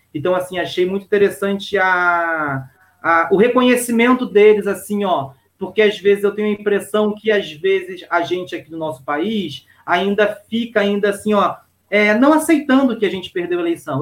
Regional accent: Baixada Fluminense, Rio de Janeiro, Brazil; Eu sou da Baixada Fluminense

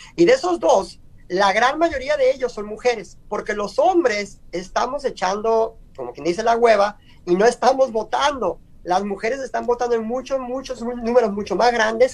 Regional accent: Culiacán, Sinaloa, Mexico; moved away as an adult; now in Phoenix, United States; soy de Culiacán, Sinaloa. Este, ya tengo acá en Phoenix a casi 20 años

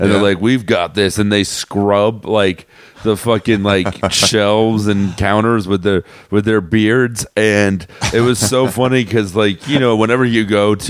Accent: Florida, United States; moved away; I grew up in Florida

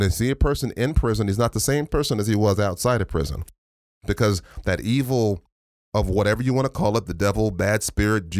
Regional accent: La Puente, California, United States; I was raised in Lapa-Winnie, so I was raised in a rough neighborhood

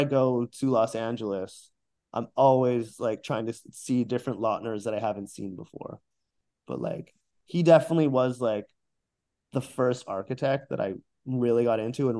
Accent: Abbotsford, British Columbia, Canada; moved away as an adult; now in Vancouver, Canada; I grew up in Abbotsford, which is a suburb

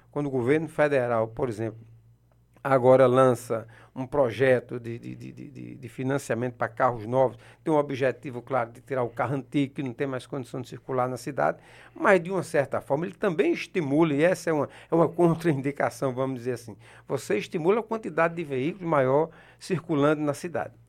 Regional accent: sertão of Paraíba, Brazil; now in João Pessoa, Brazil; Eu venho do interior do estado, venho do sertão da Paraíba

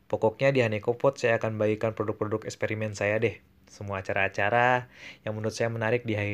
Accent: Bandung, West Java, Indonesia; born there; now in Manado, Indonesia; ya jadi saya lahir di Bandung, tapi sekarang sedang menjalani hidup di Manado.

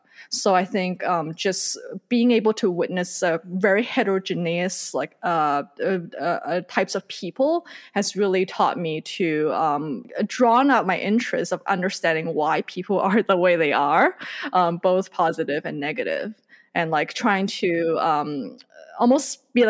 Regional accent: Hong Kong; first language Cantonese; English is a second language; also born or lived in Indonesia / Malaysia; I grew up in Hong Kong, Indonesia, and Malaysia. And I grew up speaking Cantonese and a little bit of Mandarin. That's what my parents speak at home, and my brother as well. And I learned English when I was about 7 or 8.

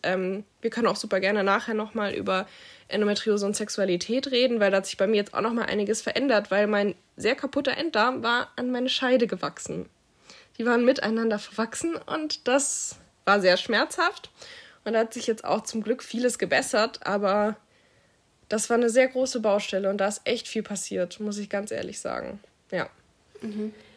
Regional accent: Stuttgart, Baden-Württemberg, Germany; ich komme ja aus Stuttgart

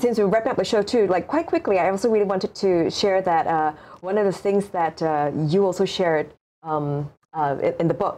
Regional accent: Singapore; now in Hawaii, United States; having moved here as a Singaporean

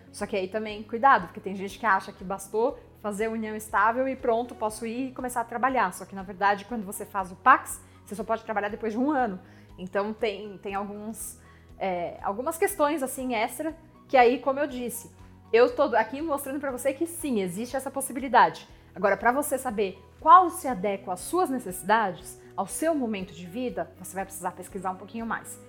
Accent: France; now in Brazil; eu sou francesa, não moro na França

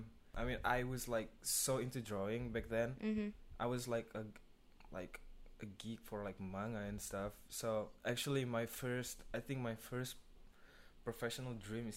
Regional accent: Jakarta, Indonesia; I was born in Jakarta

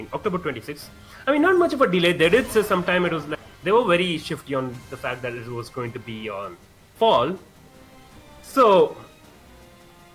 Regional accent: India; I'm an Indian

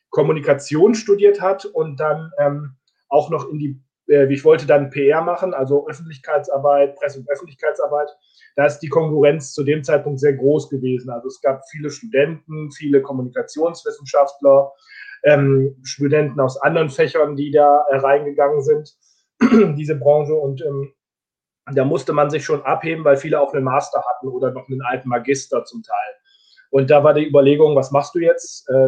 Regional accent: Osnabrück, Lower Saxony, Germany; also born or lived in Korea; now in Leipzig, Germany; wohne in Leipzig, komme aber gebürtig aus Korea, um ganz kurz zu sein, bin in Osnabrück aufgewachsen, im Landkreis Osnabrück bin da zur Schule gegangen

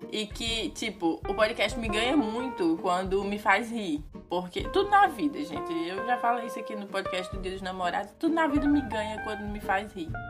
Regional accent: Ceará, Brazil; moved away as an adult

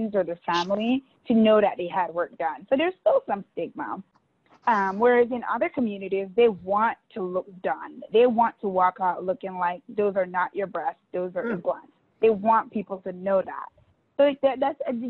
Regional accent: Jamaica; moved away as an adult; now in United States; I was born and raised in Jamaica

